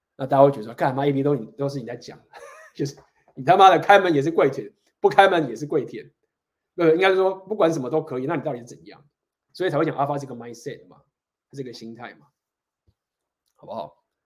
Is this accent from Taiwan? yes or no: yes; Taiwan; 我们台湾人，就是大家都会照顾自己家人，然后就是孝顺，我们都是很尊重照顾这个家庭